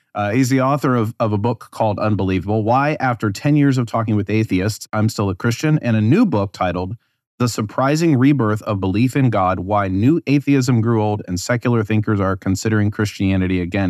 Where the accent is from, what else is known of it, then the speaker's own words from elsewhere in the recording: United States; as an American